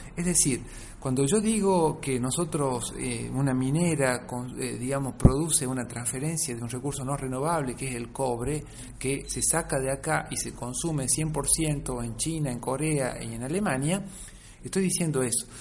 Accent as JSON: {"language": "Spanish", "region": "Catamarca", "country": "Argentina", "said": "yo vengo de la provincia de Catamarca, donde está este mega emprendimiento"}